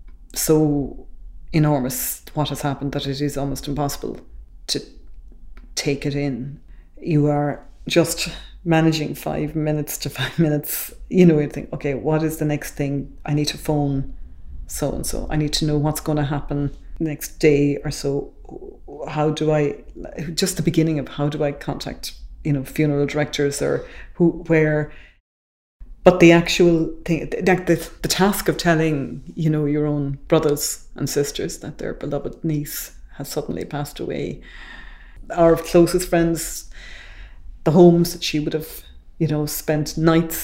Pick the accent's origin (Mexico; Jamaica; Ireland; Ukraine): Ireland; Tipperary, Munster; I'm from Tipperary.